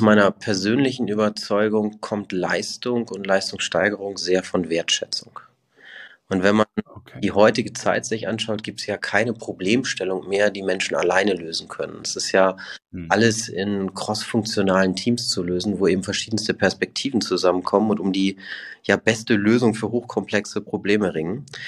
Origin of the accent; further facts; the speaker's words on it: Hamburg, Germany; moved away as an adult; also born or lived in Toulouse / Broughton / Switzerland / Liechtenstein; ich komme ursprünglich aus Hamburg, bin da echt schön aufgewachsen